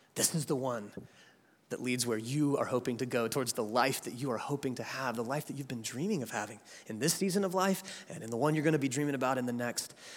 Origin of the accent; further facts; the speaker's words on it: Jacksonville, Florida, United States; now in Atlanta, United States; I'm from Atlanta, Georgia, but I was born right here in Jacksonville, Florida. And so this is my hometown